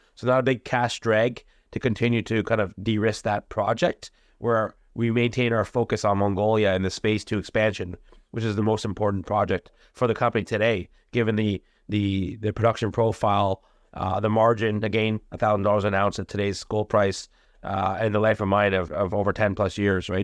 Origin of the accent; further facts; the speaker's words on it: India; I'm from India